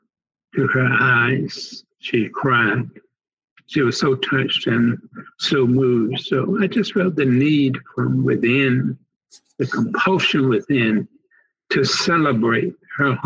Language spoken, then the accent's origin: English; North Carolina, United States; moved away; I am originally from North Carolina